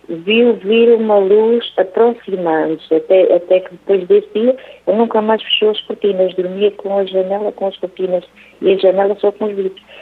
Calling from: Aveiro, Aveiro District, Portugal; Aveiro, Padre Reginaldo.

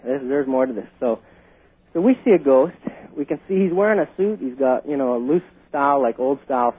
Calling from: Vancouver, British Columbia, Canada

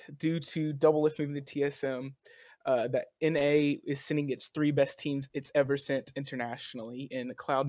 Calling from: Birmingham, Alabama, United States; Birmingham, Alabama.

